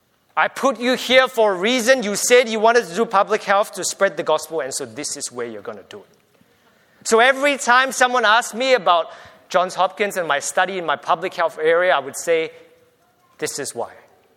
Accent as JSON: {"language": "English", "country": "Australia", "said": "I'm from Australia, full stop."}